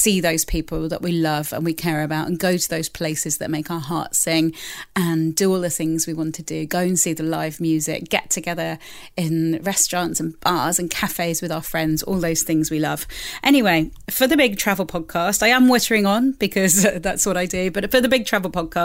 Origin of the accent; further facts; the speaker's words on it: Spain; now in London, United Kingdom; my hometown in Spain, where I grew up